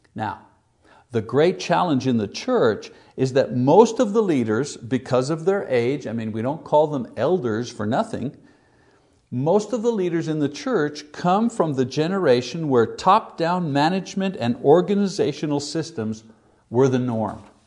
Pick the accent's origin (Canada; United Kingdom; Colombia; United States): Canada; Montreal, Quebec; my hometown in Montreal